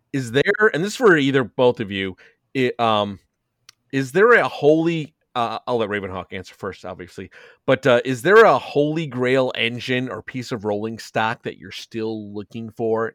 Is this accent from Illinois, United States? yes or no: yes; Chicago, Illinois, United States; now in Elmhurst, United States; I'm from Chicago.